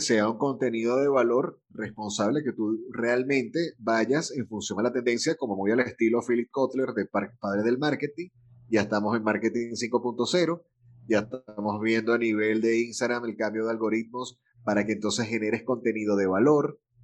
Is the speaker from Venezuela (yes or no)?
yes; Venezuela; also born or lived in Caracas / Valencia, Venezuela; del país de donde soy. Venezuela